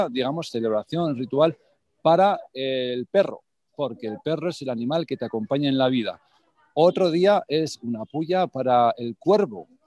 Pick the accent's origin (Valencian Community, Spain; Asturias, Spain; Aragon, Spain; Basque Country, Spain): Aragon, Spain; Calatayud; moved away; voy a estar en Aragón, que sabes que yo soy